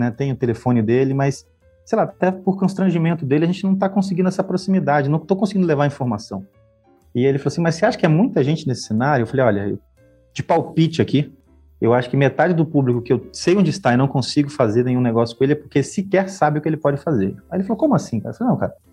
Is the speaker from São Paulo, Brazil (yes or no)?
no; Porto Velho, Rondônia, Brazil; also born or lived in Acre / Amazonas / Maranhão / Minas Gerais; now in Paraná, Brazil; Eu sou natural de Porto Velho, Rondônia, né? Nasci e morei muito tempo lá. Só que em virtude da carreira que meus pais tinham, né? Eu transferia bastante. Então, eu morei no Acre, no Amazonas, Maranhão, Minas Gerais